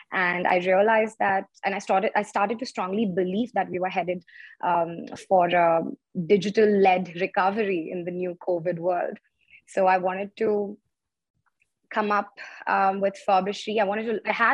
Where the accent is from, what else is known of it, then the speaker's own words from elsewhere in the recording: Chennai, Tamil Nadu, India; moved away as an adult; also born or lived in Delhi / Mumbai; I'm actually from Chennai. I was born and raised there.